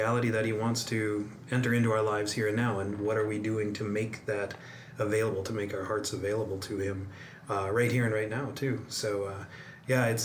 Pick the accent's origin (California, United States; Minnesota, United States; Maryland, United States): Minnesota, United States; North St. Paul; also born or lived in Fargo, North Dakota; I was born and raised in North St. Paul, went to public schools